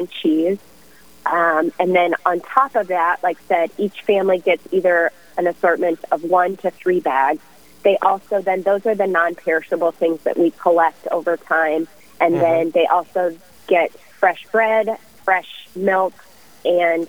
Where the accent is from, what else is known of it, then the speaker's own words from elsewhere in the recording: Omaha, Nebraska, United States; now in Rochester, United States; I grew up in the Omaha area